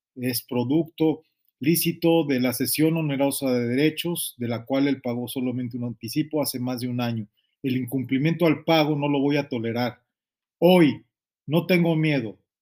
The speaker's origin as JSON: {"language": "Spanish", "country": "Mexico", "also_born_or_lived": "Chile", "moved": "as an adult", "lives_now": "United States", "said": "Y ya tengo mucho tiempo fuera de México. Yo salí la primera vez de México en el año 94"}